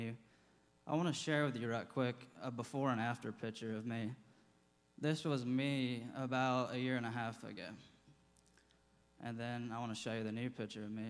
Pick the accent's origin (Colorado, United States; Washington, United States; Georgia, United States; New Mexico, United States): Georgia, United States; Athens; I was born and raised here in Athens, Georgia.